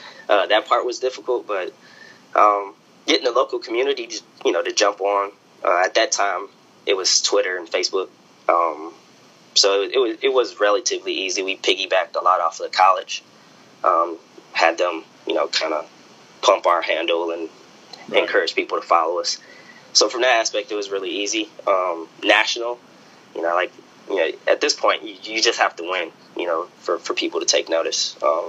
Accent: Detroit, Michigan, United States; moved away as an adult; I knew nothing about it growing up in Detroit.

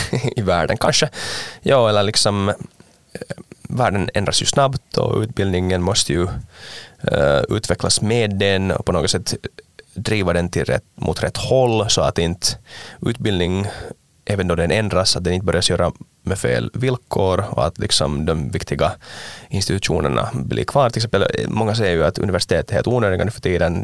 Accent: Ekenäs, Uusimaa, Finland; jag är från Ankenäs

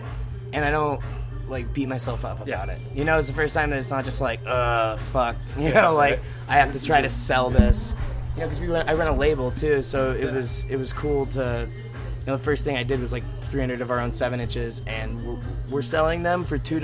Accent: Coachella Valley, California, United States; moved away as an adult; now in Santa Barbara, United States; we're actually from Indio and La Quinta and Palm Desert, California, which is all the Coachella

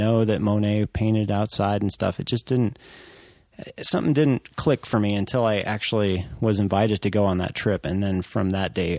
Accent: Colorado, United States; growing up in Colorado

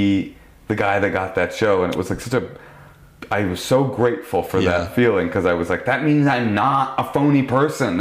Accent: Oakland, California, United States; now in Los Angeles, United States; I grew up with her in Oakland

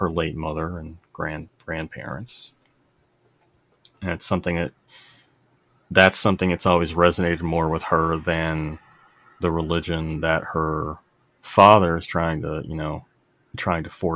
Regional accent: the South, United States; I grew up in the South

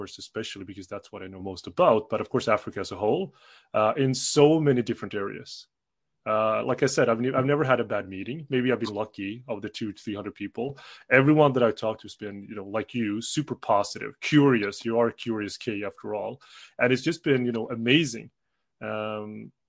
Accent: Sweden; also born or lived in South Korea / Switzerland / United Kingdom; I'm from Sweden, you know, not born, but definitely raised here since I was 10 months old.

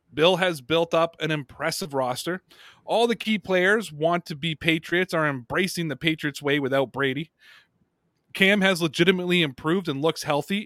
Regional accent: Canada; my home country of Canada

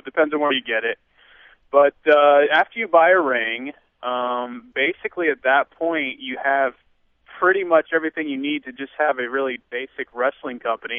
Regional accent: Kansas City, United States; growing up in Kansas City

